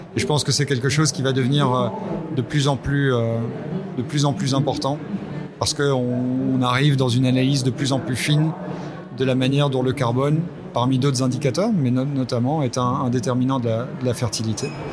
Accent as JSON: {"language": "French", "country": "Belgium", "said": "je suis belge aussi"}